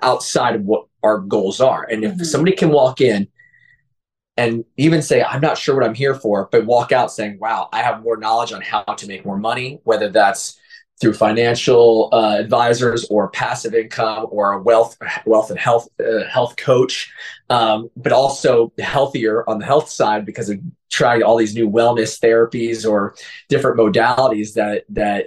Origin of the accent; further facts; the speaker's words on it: near Allentown, Pennsylvania, United States; moved away; I'm originally from Pennsylvania